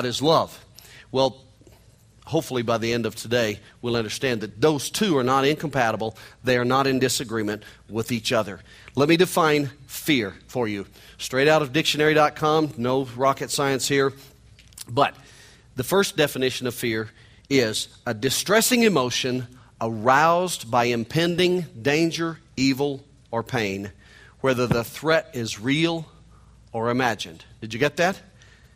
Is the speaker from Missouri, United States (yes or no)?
yes; Missouri, United States; accent: nasal hillbilly twang; I'm from Missouri. I'm a hillbilly from Missouri. You can hear it in my nasal hillbilly twang.